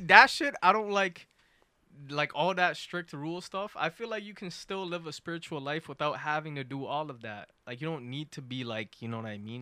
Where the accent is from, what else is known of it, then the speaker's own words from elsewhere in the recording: Canada; I'm from Canada.